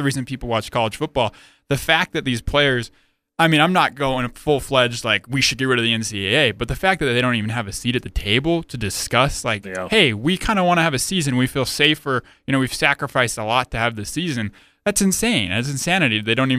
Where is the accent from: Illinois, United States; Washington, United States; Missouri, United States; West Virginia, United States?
Illinois, United States; Chicago; now in Utah, United States; I grew up in the South Side, Chicago. I came to Utah State